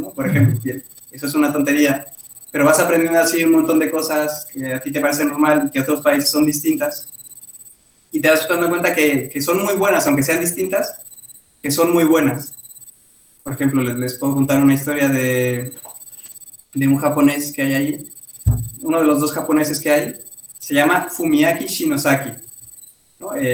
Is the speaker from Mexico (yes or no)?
yes; Mexico; moved away; yo nunca lo había pensado hasta que salí de México, porque a mí se me hacía lo más normal del mundo